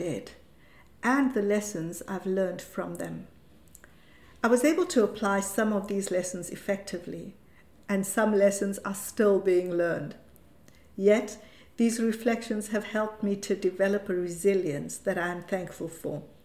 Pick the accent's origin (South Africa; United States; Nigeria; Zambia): South Africa; moved away as an adult; now in Europe; This was under the apartheid regime in South Africa and meant that I went to an Indian school and lived in a colored area